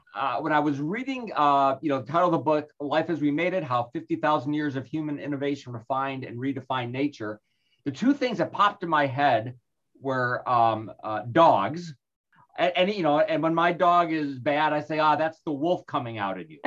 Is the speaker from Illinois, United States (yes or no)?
yes; Chicago, Illinois, United States; moved away; I'm originally from Chicago and we used to live back there